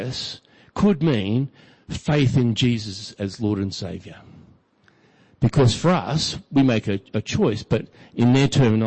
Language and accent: English; Brisbane, Queensland, Australia; growing up in Brisbane